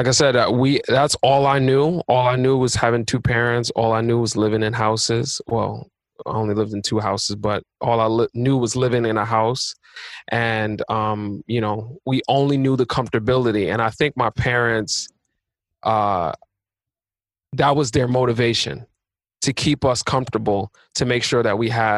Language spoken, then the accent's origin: English; New York City, New York, United States; also born or lived in Long Island; born and raised in Queens, so I was in Queens from birth till 12. And then I moved to Long Island for the rest